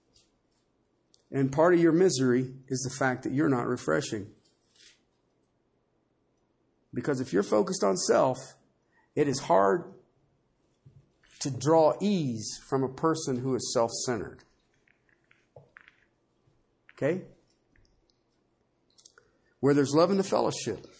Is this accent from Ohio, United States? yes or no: yes; Ohio, United States; I'm from Ohio